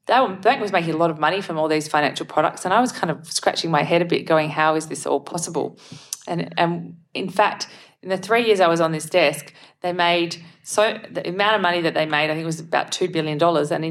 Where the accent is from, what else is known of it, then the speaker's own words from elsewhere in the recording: Perth, Western Australia, Australia; I was born and raised in the Perth Hills